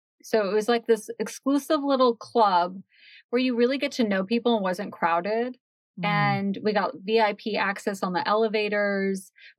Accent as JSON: {"language": "English", "region": "Washington", "country": "United States", "tie": "born or raised there", "said": "Well, I grew up in Washington State."}